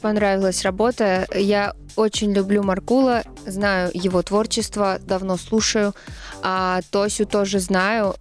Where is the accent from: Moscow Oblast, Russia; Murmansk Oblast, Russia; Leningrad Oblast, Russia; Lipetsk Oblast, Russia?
Leningrad Oblast, Russia; Ivangorod; born or raised there; moved away; also born or lived in Saint Petersburg